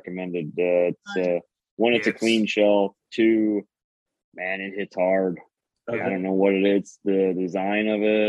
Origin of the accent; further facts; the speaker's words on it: northeast Iowa, United States; now in Des Moines, United States; I grew up on the Mississippi up in Gettysburg